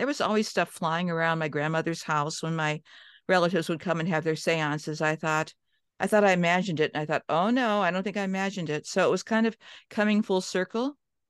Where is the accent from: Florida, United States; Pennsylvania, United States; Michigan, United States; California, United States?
Pennsylvania, United States; Johnstown; born there; also born or lived in Cleveland, United States; I was born in Johnstown. We moved to the Midwest, Cleveland.